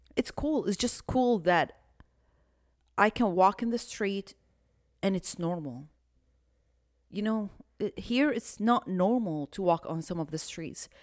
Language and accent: English; Houston, Texas, United States; We're from Houston